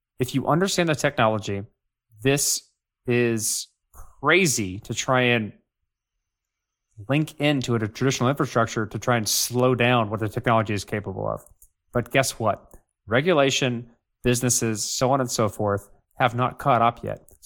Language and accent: English; United States; I'm super American. I am like the definition of an American